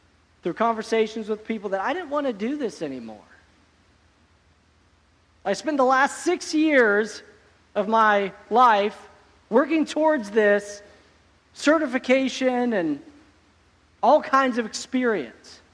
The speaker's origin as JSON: {"language": "English", "region": "Oregon", "country": "United States", "tie": "born or raised there", "said": "I grew up in Oregon"}